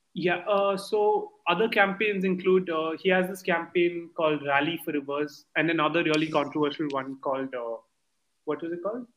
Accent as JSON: {"language": "English", "country": "India", "said": "I come from India"}